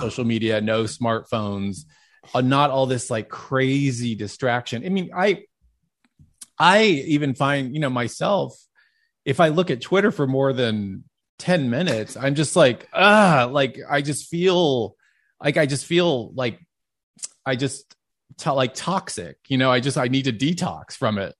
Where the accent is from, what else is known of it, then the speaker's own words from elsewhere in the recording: Dallas, Texas, United States; growing up in Dallas